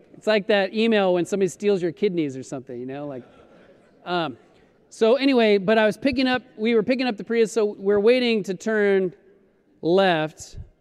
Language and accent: English; Colorado, United States; moved away as an adult; also born or lived in Florida; now in Los Angeles, United States; I grew up in Colorado. I, I was born in Florida, but grew up in Colorado since I was seven